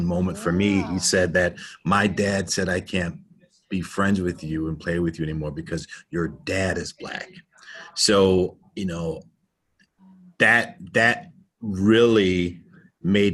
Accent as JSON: {"language": "English", "country": "United States", "tie": "born or raised there", "said": "growing up being African American, you know, here in the United States, you know, I grew up in a suburban area"}